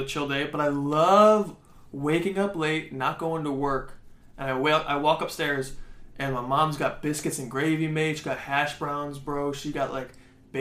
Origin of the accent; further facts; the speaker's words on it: Michigan, United States; now in California, United States; I'm from Michigan